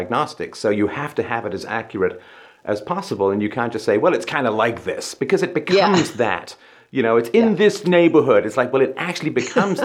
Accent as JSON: {"language": "English", "region": "England", "country": "United Kingdom", "tie": "born or raised there", "said": "growing up in England in the 70s"}